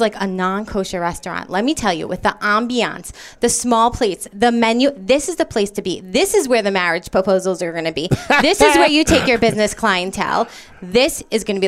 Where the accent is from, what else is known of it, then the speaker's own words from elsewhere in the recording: Edison, New Jersey, United States; moved away as an adult; now in Miami, United States; I am a transplant from Jersey.